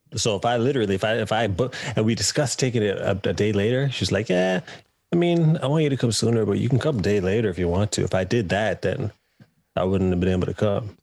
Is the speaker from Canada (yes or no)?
yes; Canada; moved away as an adult; now in United Kingdom; I'm Canadian